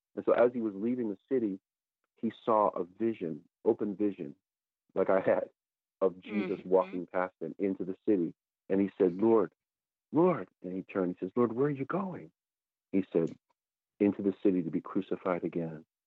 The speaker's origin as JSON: {"language": "English", "region": "Connecticut", "country": "United States", "tie": "born or raised there", "also_born_or_lived": "New York area", "moved": "yes", "said": "my hometown of Connecticut"}